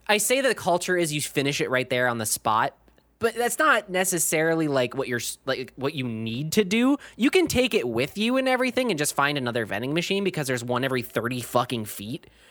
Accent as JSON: {"language": "English", "region": "Minnesota", "country": "United States"}